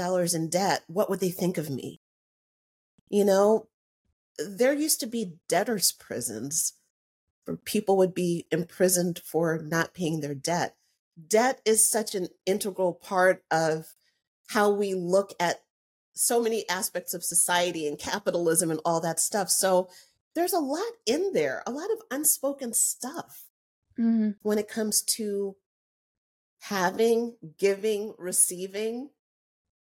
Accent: United States; I'm an American

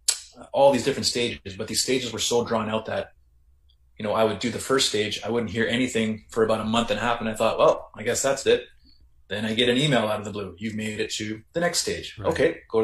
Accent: Kenora, Ontario, Canada; I was going to be working in my hometown of Kenora

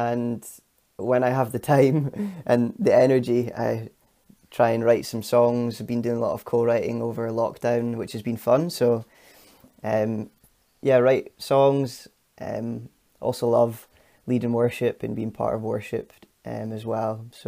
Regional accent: Glasgow, Scotland, United Kingdom; now in Aberdeen, United Kingdom; I am a Glaswegian. I've not got the accent, though.

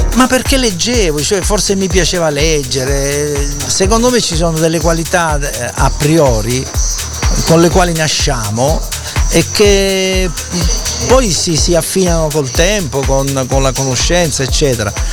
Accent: Taranto, Apulia, Italy; Taranto, la mia città, e, essendo io salentino

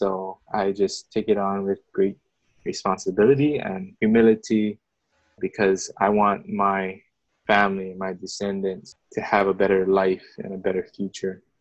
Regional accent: Philippines; then oh, I don't like being Filipino, you know?

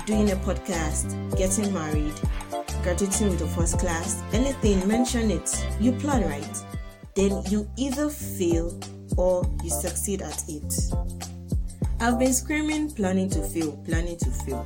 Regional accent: Nigeria; first language Yoruba; English is a second language; that's my native language, Yoruba. I'm a Nigerian girl.

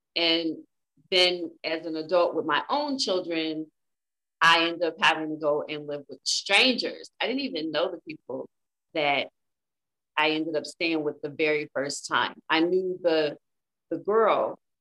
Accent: Inglewood, California, United States; moved away as an adult; now in Las Vegas, United States; I am from Inglewood, California.

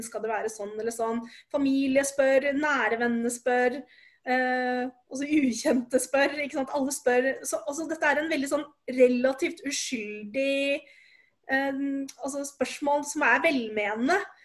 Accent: Oslo, Norway; Jeg er født og oppvokst i Oslo

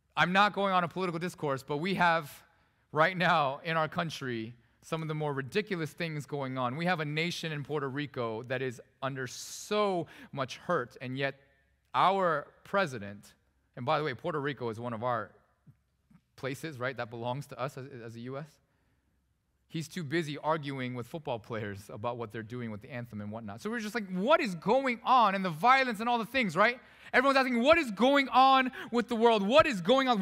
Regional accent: South Korea; also born or lived in Vancouver, Canada; now in United States; I was born in Korea. I'm not actually a U.S. born citizen, but I'm a citizen now.

